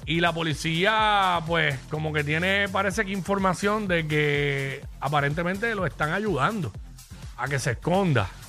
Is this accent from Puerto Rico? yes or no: yes; Cabo Rojo, Puerto Rico; Soy del suroeste, soy de Cabo Rojo, todo el mundo se conoce